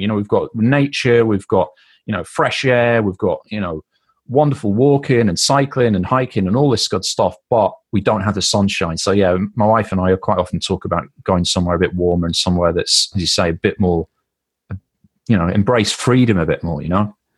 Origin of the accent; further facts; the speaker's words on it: United Kingdom; we're British